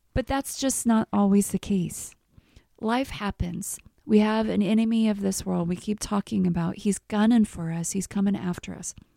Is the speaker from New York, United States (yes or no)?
no; Missouri, United States; moved away as an adult; also born or lived in Texas; I'm from Missouri